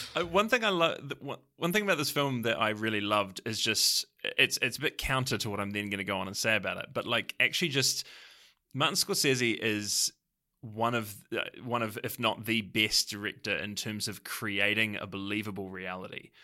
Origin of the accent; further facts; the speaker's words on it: New Zealand; as a New Zealander